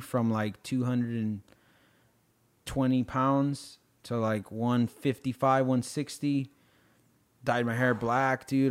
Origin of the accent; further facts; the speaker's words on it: United States; I'm too American